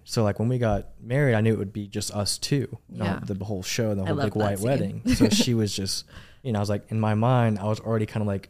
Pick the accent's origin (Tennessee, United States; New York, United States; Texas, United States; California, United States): Texas, United States; Arlington; Man, so I'm originally from DFW. I grew up in Arlington, Texas. That's my home. I was born and raised there.